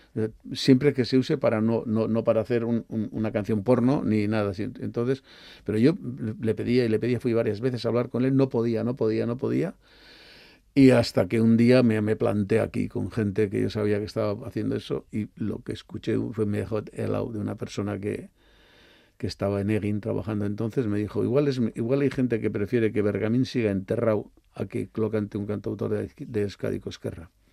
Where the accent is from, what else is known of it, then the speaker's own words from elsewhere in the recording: San Sebastián, Basque Country, Spain; yo soy muy donostiarra